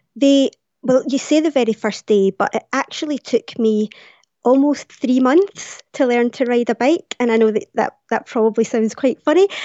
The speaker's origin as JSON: {"language": "English", "town": "Glasgow", "region": "Scotland", "country": "United Kingdom", "tie": "born or raised there", "said": "it was coming to Glasgow, it was coming to my hometown"}